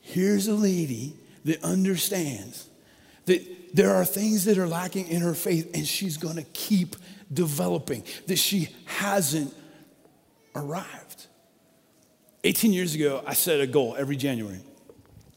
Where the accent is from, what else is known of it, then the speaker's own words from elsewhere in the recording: Colorado, United States; I grew up in Colorado